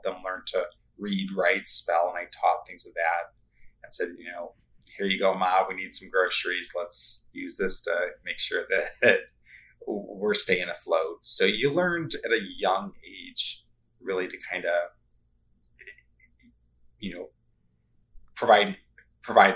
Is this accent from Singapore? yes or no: no; Chicago, Illinois, United States; growing up in Chicagoland